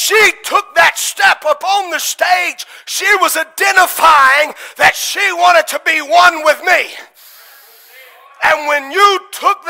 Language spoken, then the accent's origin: English; United States; As American citizens, we stand here and we're identified on every level as an American